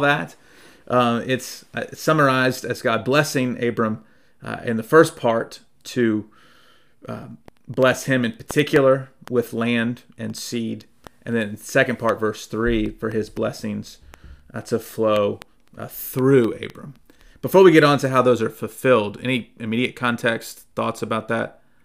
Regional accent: Durham, North Carolina, United States; moved away; also born or lived in Charlotte; growing up in Durham

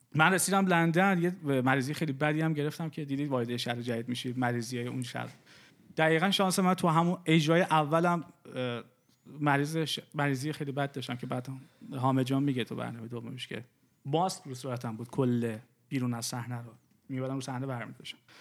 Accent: Iran; moved away as an adult; also born or lived in Dubai; ما از دبی اومدیم از ایران اومدیم بیرون

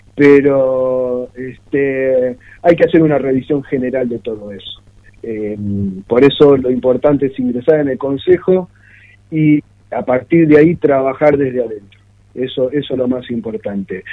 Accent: Mar del Plata, Buenos Aires Province, Argentina; yo nací y viví de Mar del Plata

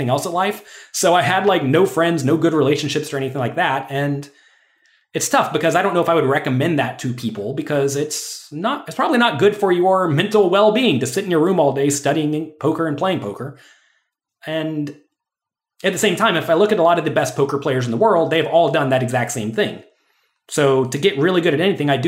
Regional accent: Pensacola, Florida, United States; I was born in Pensacola, Florida.

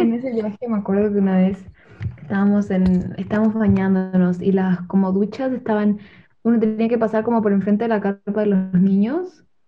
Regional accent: Chile; moved away; me preguntan dónde soy y tengo que decir que soy de Chile.

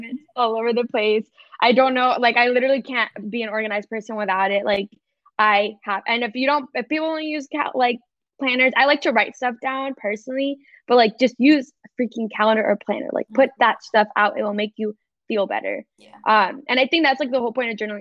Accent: Fountain Valley, California, United States; moved away as an adult; now in Dallas, United States; I am in Southern California, specifically Fountain Valley, Huntington Beach, California. Uh, if anyone doesn't know, it's about 30 minutes from LA. yes, but um, that is my hometown.

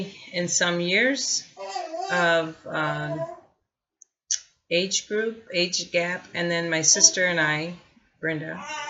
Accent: Gary, Indiana, United States; also born or lived in East Chicago, Indiana / Hammond, Indiana; I was born in East Chicago, Indiana, and raised in Gary.

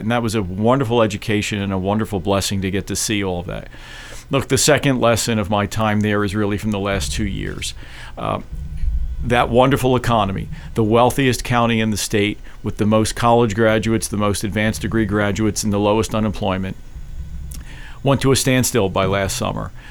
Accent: Philadelphia, Pennsylvania, United States; also born or lived in Paoli, Pennsylvania; I was born and raised in Philadelphia. I grew up in South Philly

